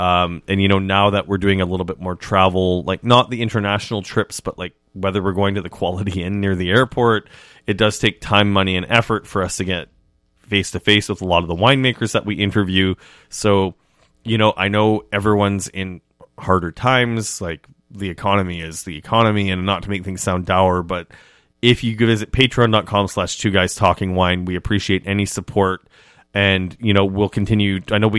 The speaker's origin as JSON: {"language": "English", "country": "Canada", "said": "Oh, made me excited as a Canadian."}